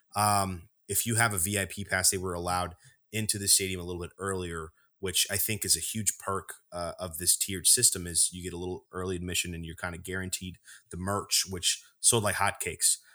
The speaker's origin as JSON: {"language": "English", "region": "Texas", "country": "United States", "said": "We're from Texas"}